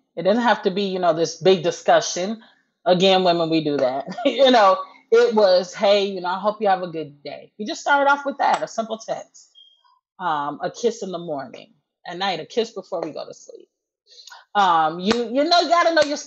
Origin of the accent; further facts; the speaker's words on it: Wisconsin, United States; moved away as an adult; now in Texas, United States; I'm from Wisconsin, but 6 years ago, we moved to Texas